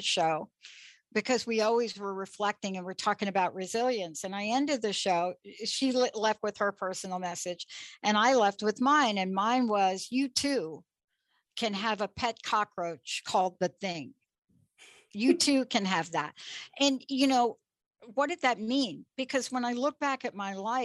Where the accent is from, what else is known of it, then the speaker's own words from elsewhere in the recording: New York City, New York, United States; I grew up in the Bronx, New York